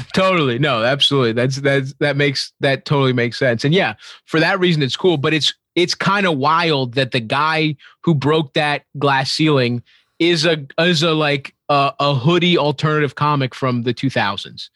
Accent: Baltimore, Maryland, United States; I grew up in Baltimore

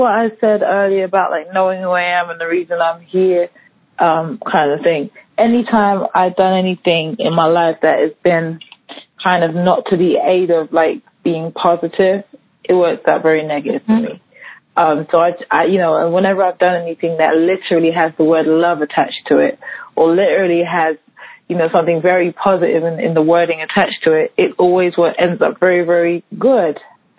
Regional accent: London, United Kingdom; London and where I grew up in London to kind of like growing up in Harlem.

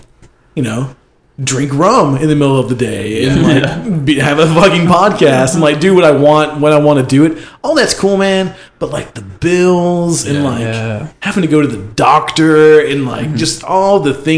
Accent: Ohio, United States; I'm in Ohio. I grew up in Ohio. Where? Northeastern area somewhere.

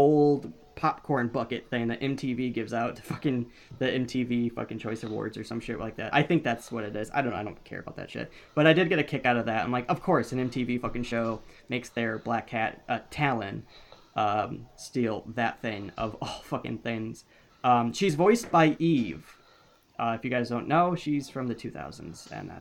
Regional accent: Midwest, United States; We're from the Midwest

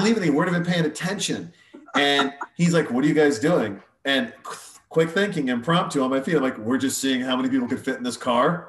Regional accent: Montana, United States; when we were growing up in Montana, we're 14 years old

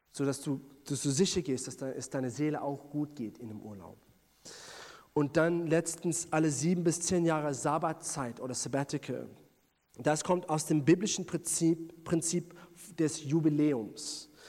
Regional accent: South Africa; bin ich in Südafrika groß geworden

